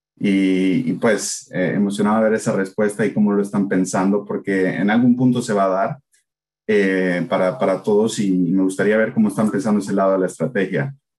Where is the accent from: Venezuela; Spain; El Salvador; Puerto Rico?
El Salvador; moved away; yo crecí, nací en El Salvador.